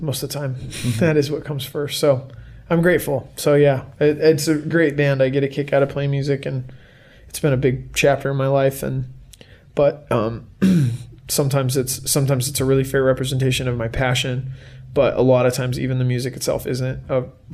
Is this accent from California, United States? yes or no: yes; California, United States; moved away as an adult; now in Salt Lake City, United States; I'm originally from California, but I've lived in Salt Lake for the last 10 and a half years